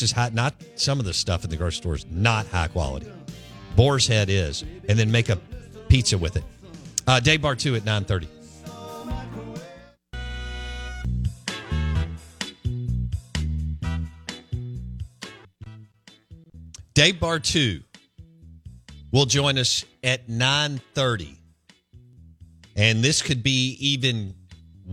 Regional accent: Jackson, Mississippi, United States; I grew up in Belhaven

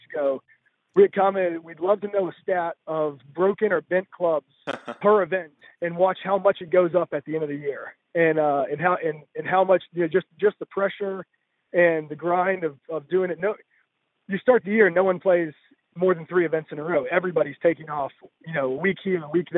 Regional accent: Mobile, Alabama, United States; grainy greens like I grew up on in Mobile

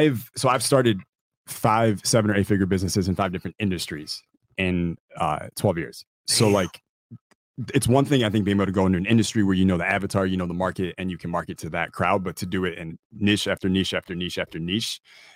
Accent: West Bloomfield, Michigan, United States; West Bloomfield, Michigan. {S0} Okay. {S3} So about 30 minutes outside of Detroit.

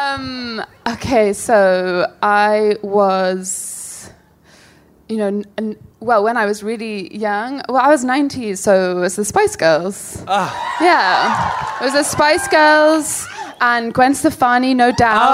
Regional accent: London, United Kingdom; from South London

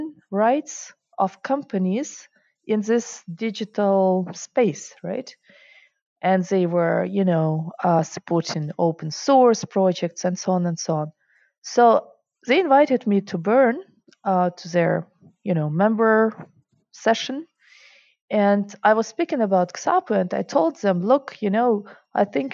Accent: Ukraine; English is a second language; moved away as an adult; also born or lived in Germany / Russia; now in Switzerland; I grew up in Russia, Ukraine

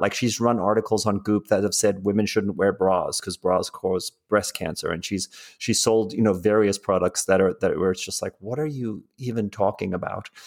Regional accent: South Africa; also born or lived in England; now in United States; I grew up in South Africa

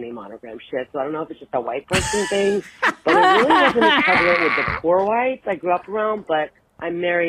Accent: Atlanta, Georgia, United States; I'm from Atlanta, so I don't know if it's, like, a southern thing.

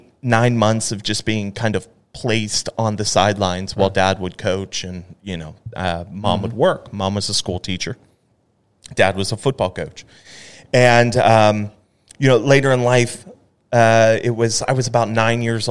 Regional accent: Pittsburgh, Pennsylvania, United States; now in Dallas, United States; growing up in Pittsburgh, especially in a football family

